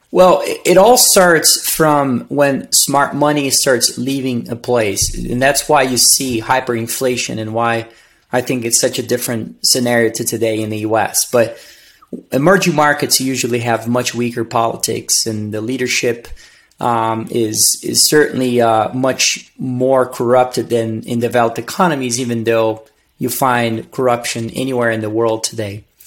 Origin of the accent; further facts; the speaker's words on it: Brazil; English is a second language; moved away as an adult; also born or lived in Virginia, United States / Missouri, United States; now in Denver, United States; I was born and raised in Brazil